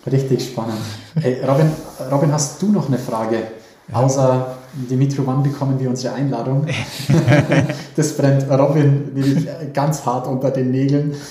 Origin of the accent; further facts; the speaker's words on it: Bavaria, Germany; Als Bayer, als Bayer tue ich mich schwerer